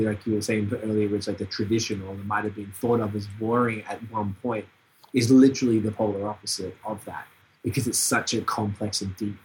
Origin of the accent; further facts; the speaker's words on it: Melbourne, Victoria, Australia; moved away; also born or lived in Montreal; my hometown in Melbourne